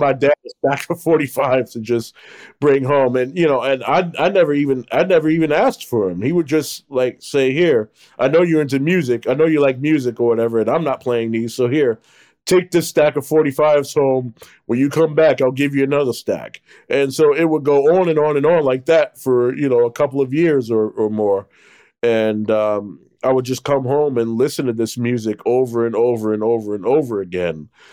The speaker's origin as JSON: {"language": "English", "town": "Newark", "region": "New Jersey", "country": "United States", "tie": "born or raised there", "said": "what life was like growing up in Newark"}